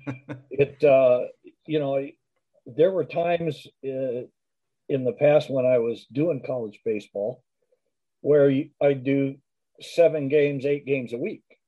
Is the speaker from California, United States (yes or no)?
yes; Culver City, California, United States; also born or lived in Los Angeles; grew up in Culver City